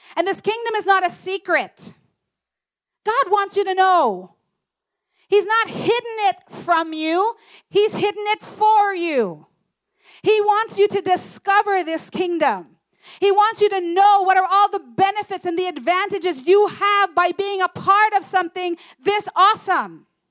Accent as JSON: {"language": "English", "country": "Philippines", "said": "I'm proud to be Filipino"}